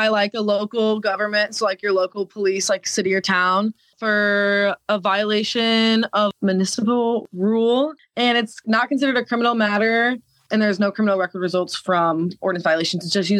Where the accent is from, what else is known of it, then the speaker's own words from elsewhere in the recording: Le Roy, Illinois, United States; I was born and raised in Leroy, so it's a small town outside of Bloomington.